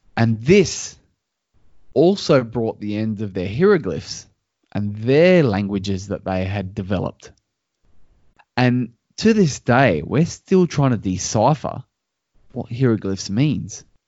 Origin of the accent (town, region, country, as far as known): Australia